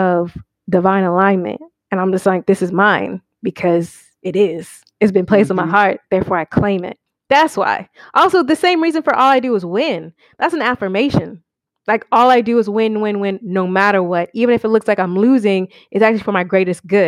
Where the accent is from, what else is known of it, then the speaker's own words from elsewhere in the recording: Atlanta, Georgia, United States; moved away as an adult; also born or lived in Miami; I'm from Atlanta.